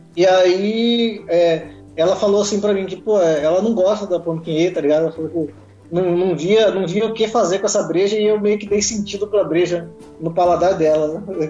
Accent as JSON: {"language": "Portuguese", "region": "São Paulo", "country": "Brazil", "tie": "born or raised there", "also_born_or_lived": "Goiânia / Pantanal, Mato Grosso do Sul", "moved": "as an adult", "lives_now": "Mato Grosso do Sul, Brazil", "said": "eu nasci em São Paulo, cresci em São Paulo"}